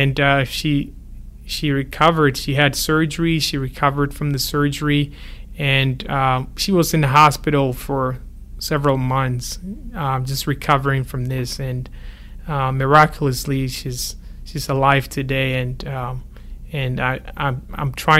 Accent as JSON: {"language": "English", "country": "Ghana", "tie": "born or raised there", "moved": "yes", "said": "I grew up in Ghana"}